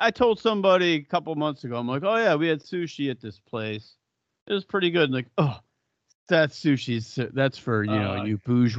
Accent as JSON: {"language": "English", "town": "Buffalo", "region": "New York", "country": "United States", "said": "I go to Hooters and I'm like, I'm from Buffalo. The wings here are so beneath me."}